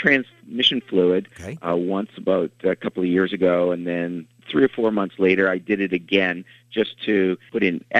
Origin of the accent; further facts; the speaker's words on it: Toronto, Ontario, Canada; I'm from Toronto.